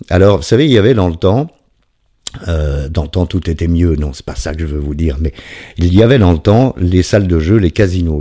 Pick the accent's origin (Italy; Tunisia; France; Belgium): Belgium; je suis belge